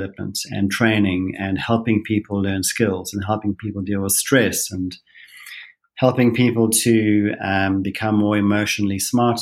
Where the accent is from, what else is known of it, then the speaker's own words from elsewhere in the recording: South Africa; moved away as an adult; now in Utah, United States; I'm a South African